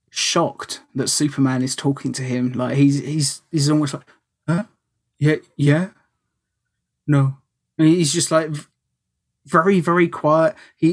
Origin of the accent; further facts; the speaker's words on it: United Kingdom; that is sacrilege as a British person to say that I prefer the American version.